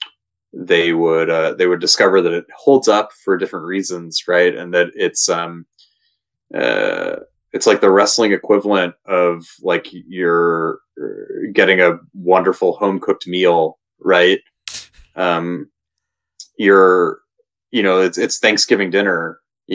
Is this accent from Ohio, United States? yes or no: yes; Ohio, United States; I'm from Ohio